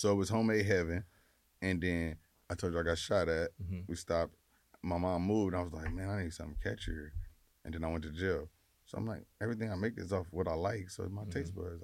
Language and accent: English; Los Angeles, California, United States; I just from South Central, grew up